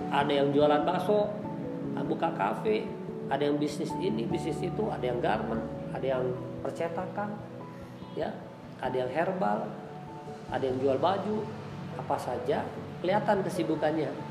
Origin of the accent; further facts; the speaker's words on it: West Java, Indonesia; saya di Tasik ini agak salut tuh kalau saya lihat di orang kita nih orang Sunda yang termasuk dari anak kecilnya sampai ke nenek-neneknya rajin dagang tuh